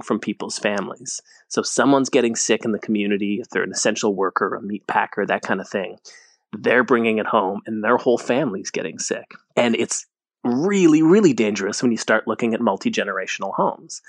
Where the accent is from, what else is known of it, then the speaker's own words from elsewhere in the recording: Calgary, Alberta, Canada; now in Toronto, Canada; I'm from Alberta. I'm from Calgary.